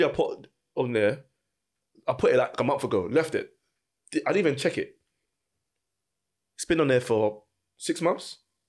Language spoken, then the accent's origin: English; London, United Kingdom; moved away as an adult; now in Essex, United Kingdom; I was brought up in Barnsbury, Cali, Islington.